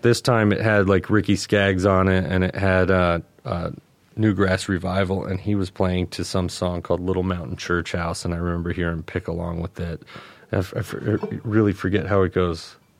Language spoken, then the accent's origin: English; North Carolina, United States; also born or lived in New Jersey; I was born in New Jersey to a family of Yankees, and I grew up down south in North Carolina